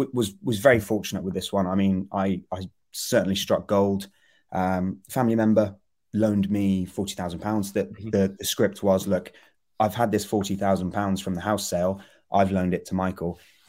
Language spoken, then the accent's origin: English; Gloucester, South West England, United Kingdom; now in London, United Kingdom; my folks are in Gloucester. So I grew up there working in London.